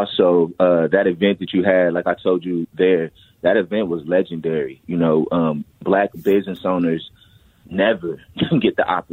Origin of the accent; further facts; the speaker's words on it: Minneapolis, Minnesota, United States; I'm from North Minneapolis